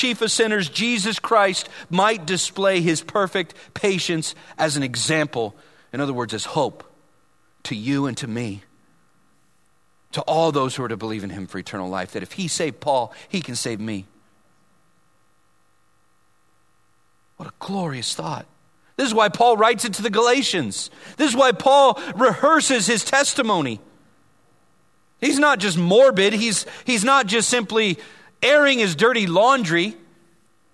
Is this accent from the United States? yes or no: yes; Vallejo, California, United States; people I grew up with in Vallejo